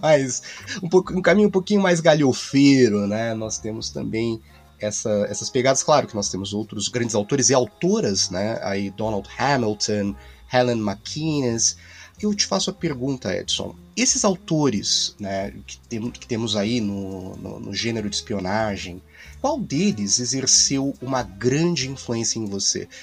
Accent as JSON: {"language": "Portuguese", "country": "Brazil", "said": "Como brasileiro"}